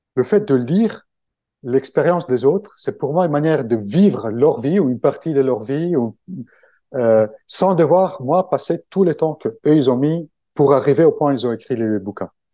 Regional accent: Italy; French is a second language; moved away as an adult; now in Paris, France; je suis italien, donc euh, français, euh, le français c'est un peu ma deuxième langue. Ça fait quand même 20 ans que j'habite à Paris

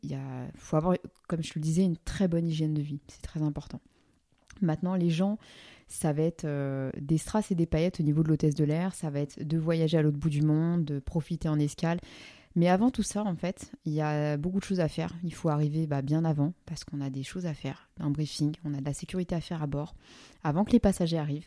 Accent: France; en tant que français

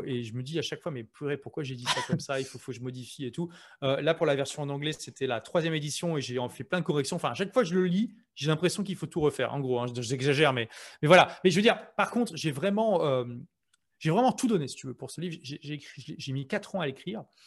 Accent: Lille, Hauts-de-France, France; moved away as an adult; now in London, United Kingdom; moi je suis de Lille

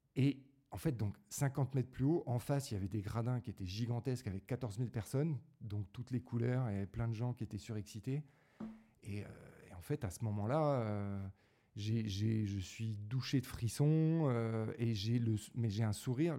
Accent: Draveil, Île-de-France, France; also born or lived in Paris; je suis né à Paris, puis j'ai grandi dans la banlieue parisienne

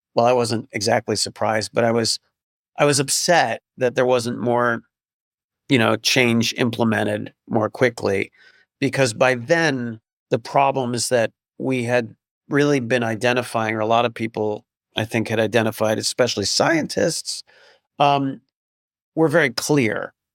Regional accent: upstate New York, United States; my hometown in upstate New York, which is not it's not New York City, but it's you know upstate New York

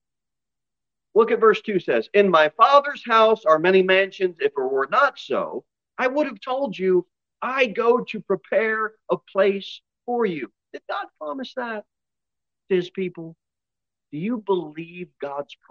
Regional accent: United States; we're American

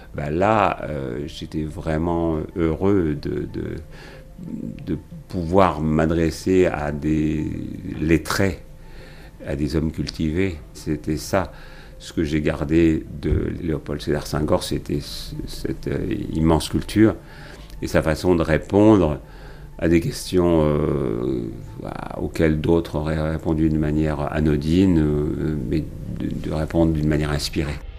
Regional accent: Champagne, Grand Est, France; pas très loin de chez moi en Champagne

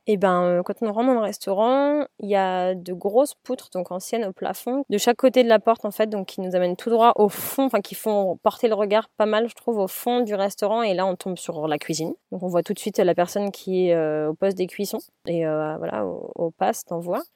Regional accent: Paris, Île-de-France, France; moved away as an adult; now in Rennes, France; Paris qui sont mes origines à moi quand même vu que je suis née à Paris

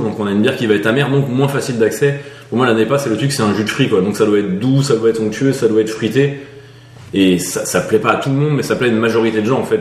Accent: Nantes, Pays de la Loire, France; on est nantais

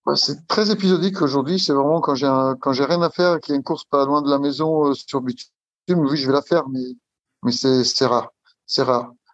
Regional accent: Italy; moved away as an adult; now in Île-de-France, France; j'habite en Île-de-France, je suis italien. Arrivé en France, euh, ça fait 20 ans, 22 euh, ans que je suis en France

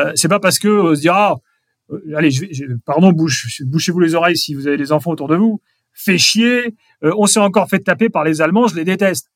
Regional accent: Strasbourg, Grand Est, France; moved away; je suis strasbourgeois. Je vais régulièrement à Strasbourg parce que c'est mon club.

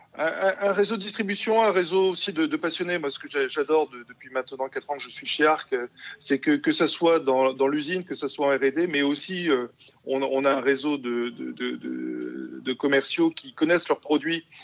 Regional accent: Bordeaux, Nouvelle-Aquitaine, France; also born or lived in Perpignan; now in Hauts-de-France, France; je suis d'origine de Bordeaux

